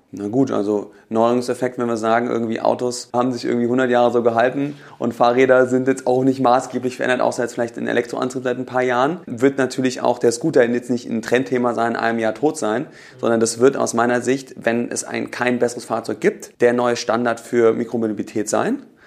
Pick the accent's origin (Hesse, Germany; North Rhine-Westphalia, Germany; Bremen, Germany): Hesse, Germany; Hofheim am Taunus; moved away as an adult; now in Berlin, Germany; wo ich herkomme, aus Hofheim und Taunus, mit meinen Mitgründern damals nach Berlin gezogen, 2006